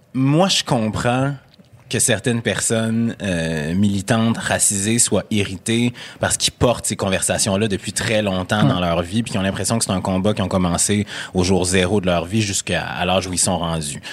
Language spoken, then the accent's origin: French; Quebec City, Quebec, Canada; accent: Québécois; moved away; also born or lived in Montreal; noir originaire de Sainte-Foy